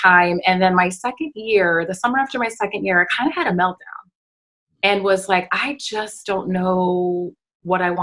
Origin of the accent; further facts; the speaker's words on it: United States; as an American